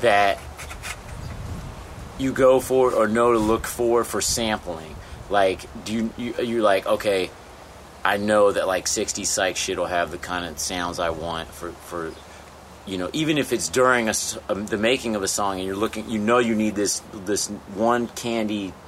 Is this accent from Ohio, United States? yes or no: yes; Cincinnati, Ohio, United States; I grew up in Pleasant Ridge.